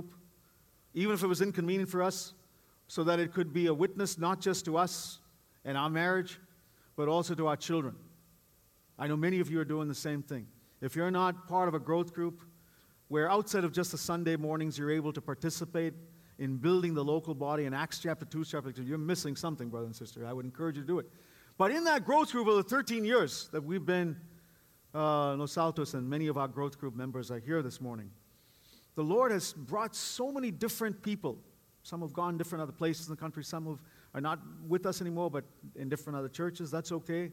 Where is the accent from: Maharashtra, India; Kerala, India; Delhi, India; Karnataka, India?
Karnataka, India; Bangalore; moved away as an adult; also born or lived in East Coast, United States; now in Bay Area, United States; for the 18 years that I grew up in Bangalore, India, and since then, as I came as an immigrant to this country